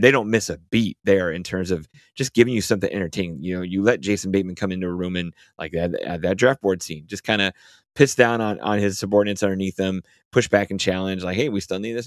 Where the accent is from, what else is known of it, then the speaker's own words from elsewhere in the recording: Chicago, Illinois, United States; I'm Chicagoan